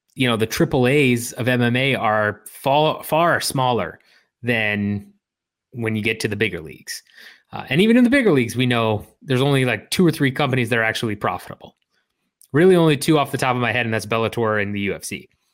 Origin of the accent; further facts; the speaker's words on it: Illinois, United States; Where I grew up in Illinois